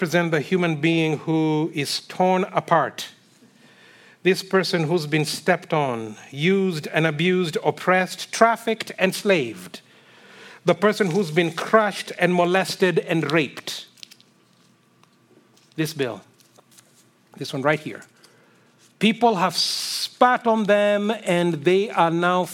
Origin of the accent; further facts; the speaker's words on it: Kenya; moved away; I grew up in Kenya